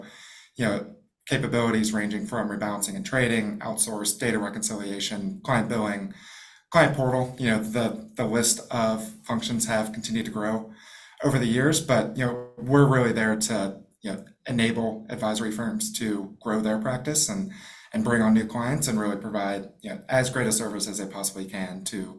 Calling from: Jacksonville, Florida, United States; Jacksonville, Florida. So it's technically winter here

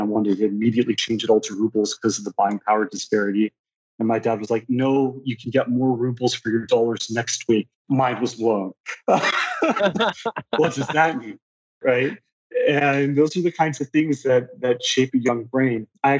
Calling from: St. Louis, Missouri, United States; I'm joining from St. Louis, Missouri.

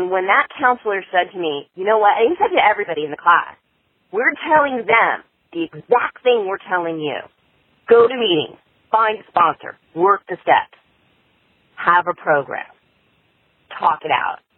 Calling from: California, United States; I'm from California

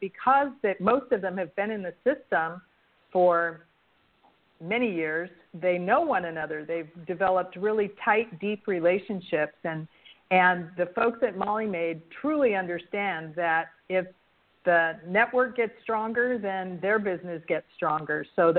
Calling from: Ann Arbor, Michigan, United States; I'm delighted to be speaking to you from Ann Arbor, Michigan. This is my first spring in Michigan.

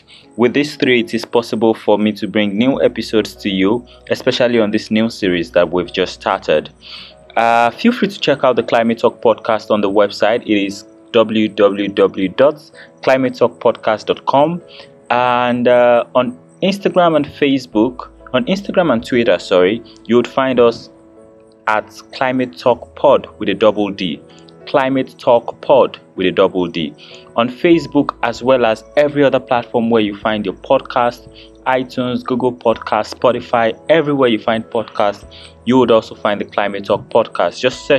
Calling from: Abuja, Federal Capital Territory, Nigeria; And I'm podcasting from Abuja, Nigeria

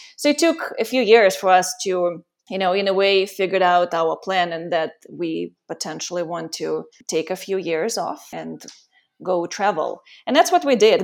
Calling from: Costa Rica; I'm calling from Costa Rica, and I've been here for the last two years.

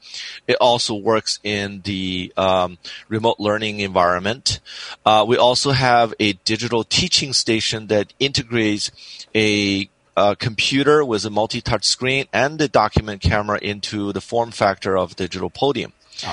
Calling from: San Diego, California, United States; It's from San Diego, California.

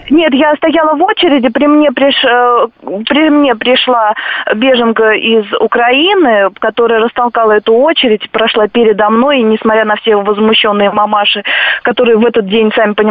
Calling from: Vladimir Oblast, Russia; вот я из Владимирской области

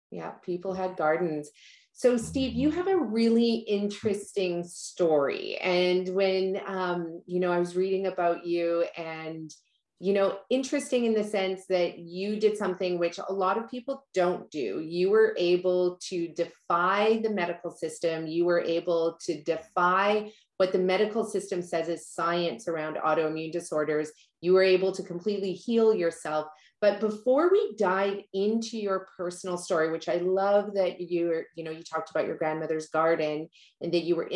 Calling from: British Columbia, Canada; It is a gorgeous day outside here on the west coast of North America. I'm tuning in from Canada and from British Columbia.

